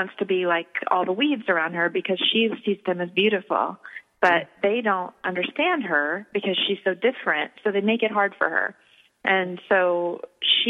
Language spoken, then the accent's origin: English; rural Virginia, United States; now in Los Angeles, United States; I grew up in rural Virginia